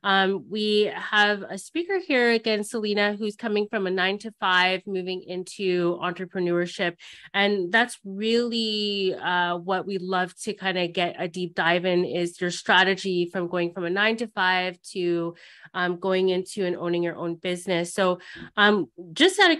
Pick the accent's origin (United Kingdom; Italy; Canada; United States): Canada; when I was growing up in Canada, I didn't see a lot of people that looked like me